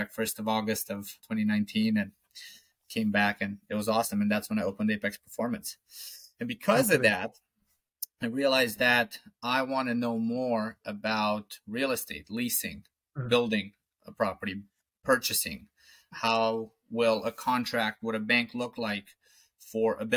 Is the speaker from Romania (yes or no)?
yes; Romania; moved away as an adult; now in Falmouth, United States; I'm from Romania